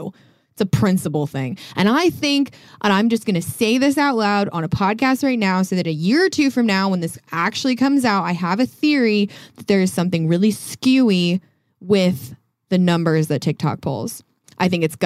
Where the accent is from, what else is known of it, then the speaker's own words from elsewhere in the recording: Colorado, United States; I'm from Colorado.